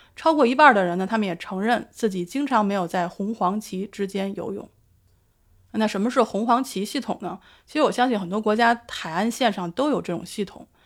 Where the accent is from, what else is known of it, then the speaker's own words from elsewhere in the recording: Beijing, China; now in Sydney, Australia; 我的家乡北京